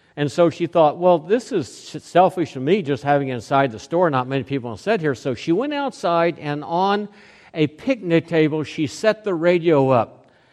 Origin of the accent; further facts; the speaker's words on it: Oklahoma City, Oklahoma, United States; moved away; also born or lived in Lincoln, Nebraska / Oceanside, California / Hawaii; when I grew up in Oklahoma, Oklahoma City